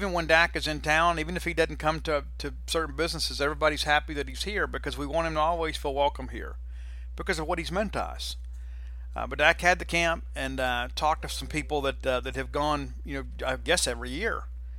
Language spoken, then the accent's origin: English; Shreveport, Louisiana, United States; maybe I go to Shreveport and do one, you know, for my hometown kids.